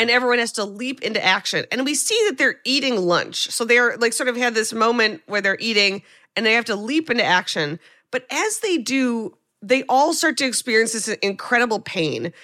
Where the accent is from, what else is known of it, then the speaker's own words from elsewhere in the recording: New York, United States; as a New Yorker